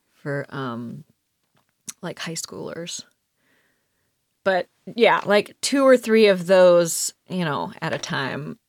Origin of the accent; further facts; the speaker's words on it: Cleveland, Ohio, United States; I grew up in Cleveland